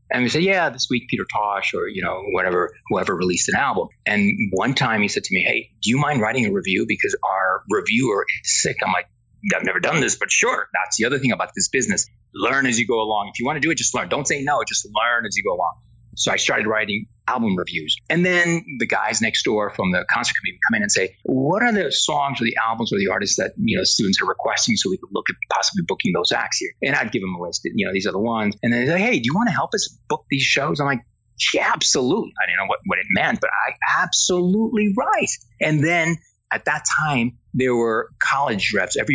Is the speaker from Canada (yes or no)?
no; Spain; English is a second language; now in United States; So when I came from Spain in the early 80s, I took a communications course and it was mostly to learn English better and work on my accent.